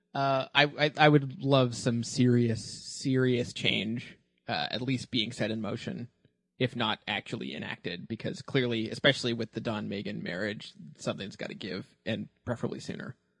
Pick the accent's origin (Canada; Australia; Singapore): Canada; it's not news that I'm Canadian, and, uh, that means that growing up, I, uh, was subjected to a lot of terrible English Canadian television.